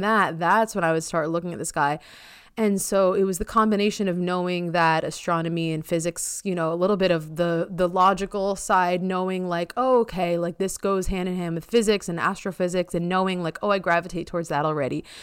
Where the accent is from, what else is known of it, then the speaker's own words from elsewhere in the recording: Long Island, New York, United States; also born or lived in Amherst, Massachusetts; where I grew up on Long Island is very competitive.